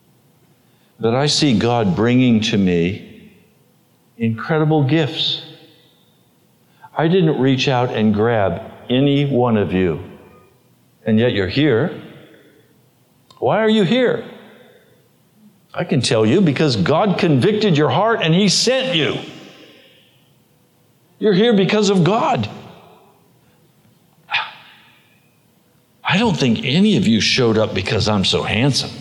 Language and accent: English; United States; as an American. I'm an American